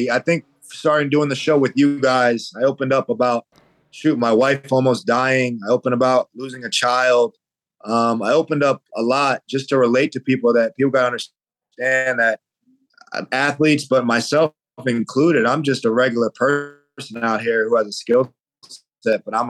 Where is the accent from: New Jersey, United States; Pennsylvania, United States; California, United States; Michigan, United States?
New Jersey, United States; that's where I'm from, born and raised in New Jersey.